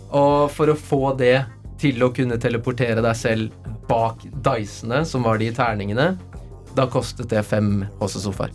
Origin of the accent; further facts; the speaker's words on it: Oslo, Norway; født og oppvokst på Løkka